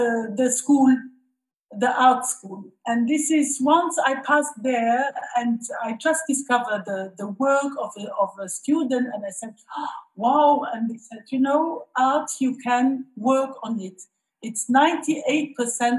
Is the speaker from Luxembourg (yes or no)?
yes; Luxembourg; moved away as an adult; also born or lived in Switzerland; now in Lebanon; I'm from Luxembourg, and I met my husband in Switzerland where we studied together